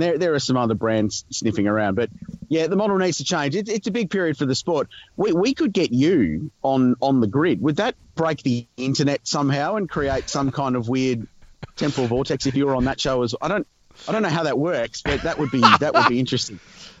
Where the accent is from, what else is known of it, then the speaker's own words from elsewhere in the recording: Adelaide, South Australia, Australia; being here in Adelaide, in my hometown